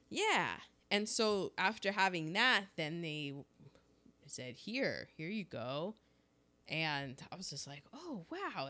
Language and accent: English; United States; I'm an American.